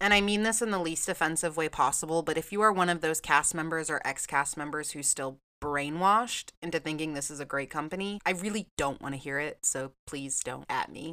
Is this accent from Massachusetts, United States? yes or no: yes; Massachusetts, United States; moved away as an adult; also born or lived in Orlando, Florida; I am originally from Massachusetts, but four and a half years ago, I made the move to Orlando, Florida